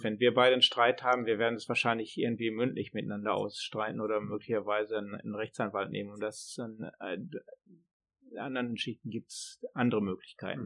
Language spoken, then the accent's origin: German; Germany; now in Sweden; als Deutscher kann man ja hier gut leben